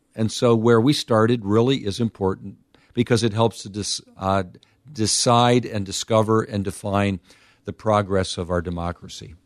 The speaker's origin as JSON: {"language": "English", "country": "United States", "said": "as an American"}